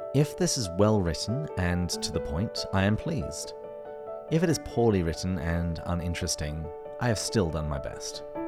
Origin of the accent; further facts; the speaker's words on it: England, United Kingdom; moved away as an adult; now in La Crosse, United States; Although I am English, I live in the United States, specifically in La Crosse, Wisconsin